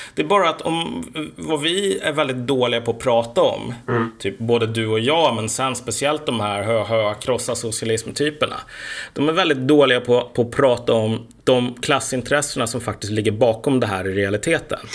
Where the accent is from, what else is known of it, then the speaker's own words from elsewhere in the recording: Sweden; also born or lived in Uppsala; vi svenskar